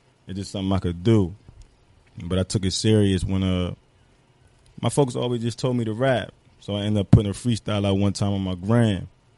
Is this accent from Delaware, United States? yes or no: yes; Dover, Delaware, United States; I'm from Delaware. I'm from Dover.